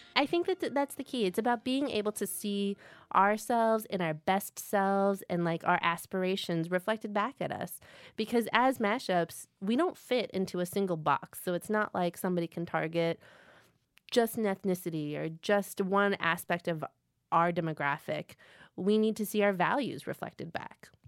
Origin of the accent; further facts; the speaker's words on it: outside of Chicago, Illinois, United States; I grew up outside of Chicago